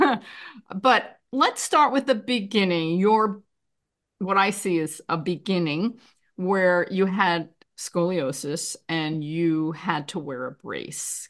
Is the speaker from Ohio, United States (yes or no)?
no; New York, United States; I'm from New York